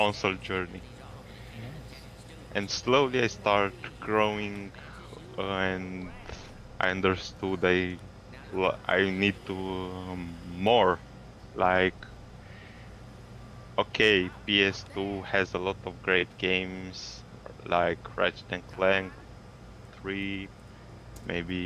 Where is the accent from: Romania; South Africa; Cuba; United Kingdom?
Romania; English is a second language; I'm from Romania, Eastern Europe